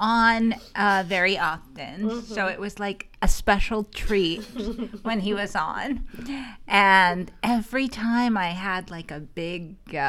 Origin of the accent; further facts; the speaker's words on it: Beirut, Beirut Governorate, Lebanon; moved away; I grew up in Beirut, Lebanon